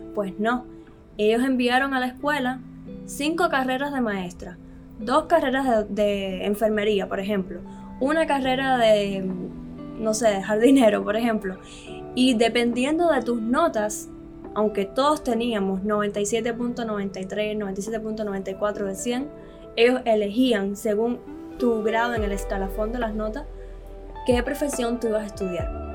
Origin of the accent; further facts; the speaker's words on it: Cuba; moved away as an adult; also born or lived in Tenerife, Spain; now in Miami, United States; yo nací en Cuba, me crié en Cuba, a los 17 años salí del país.